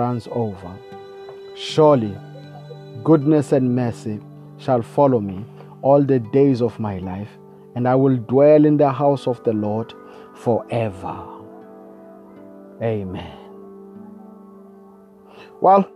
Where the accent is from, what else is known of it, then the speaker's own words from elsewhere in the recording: South Africa; I come from South Africa